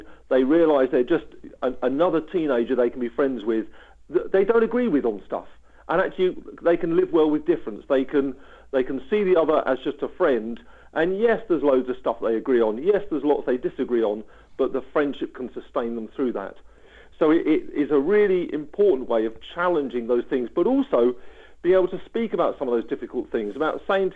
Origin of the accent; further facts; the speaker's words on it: East Sussex, South East England, United Kingdom; as a child in the 1970s living in East Sussex, from a family who were very committed Christians